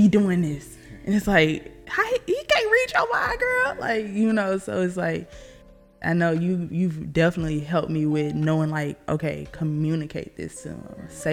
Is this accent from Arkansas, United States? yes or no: yes; Arkansas, United States; I'm from Arkansas, if you can hear my accent.